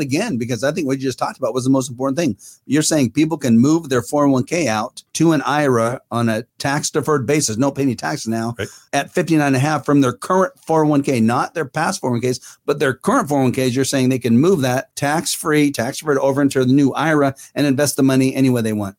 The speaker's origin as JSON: {"language": "English", "town": "Fair Oaks", "region": "California", "country": "United States", "tie": "born or raised there", "said": "I grew up in Fair Oaks, and we now live in the Northern California area"}